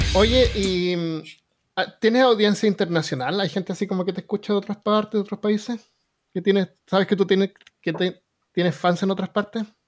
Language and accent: Spanish; Chile; now in Alabama, United States; soy chileno